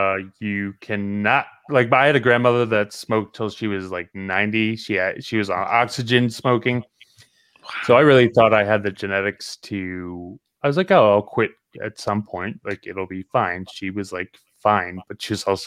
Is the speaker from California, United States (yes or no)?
no; Jersey Shore, New Jersey, United States; also born or lived in Virginia; now in Florida, United States; I'm from the Jersey Shore